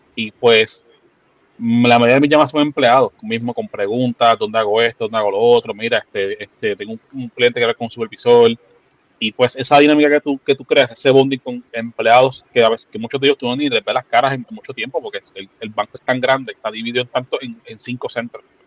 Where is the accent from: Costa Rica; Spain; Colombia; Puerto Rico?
Puerto Rico; San Juan; soy, nacido y criado en Santurce